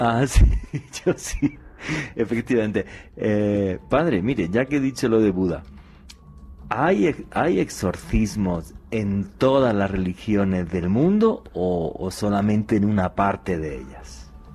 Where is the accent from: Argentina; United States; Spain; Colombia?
Spain; en mi país, en España